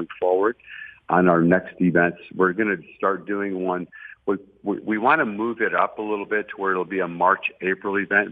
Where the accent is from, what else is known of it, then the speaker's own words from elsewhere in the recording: Detroit, Michigan, United States; moved away as an adult; also born or lived in Tallahassee; now in Dallas, United States; we were raised in, you know, lower class America in the city of Detroit, just outside of downtown